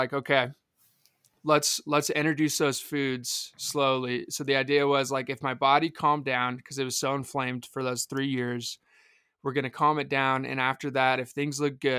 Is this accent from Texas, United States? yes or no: yes; McKinney, Texas, United States; I'm from Dallas, Texas, but just north, a city called McKinney.